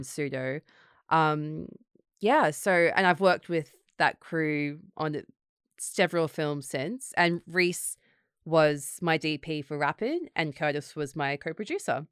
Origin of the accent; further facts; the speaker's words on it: Gold Coast, Queensland, Australia; moved away as an adult; also born or lived in Sydney, Australia; now in London, United Kingdom; I grew up in the Gold Coast, so my family were there